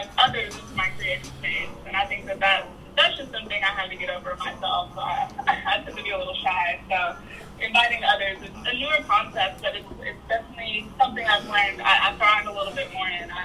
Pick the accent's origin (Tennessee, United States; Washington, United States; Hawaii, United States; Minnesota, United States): Tennessee, United States; Nashville; I'm from Sorry, Nashville.